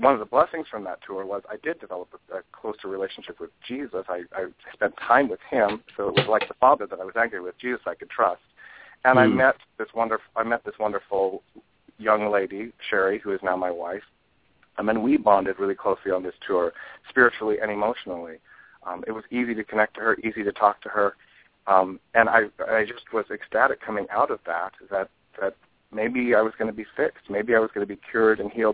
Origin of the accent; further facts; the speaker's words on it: Walla Walla, Washington, United States; now in Medford, United States; I grew up in Walla Walla is actually a very religious town